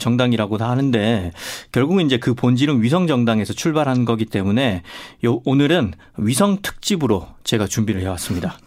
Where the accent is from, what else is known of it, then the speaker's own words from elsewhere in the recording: South Korea; 전 특히 또 시골 출신이고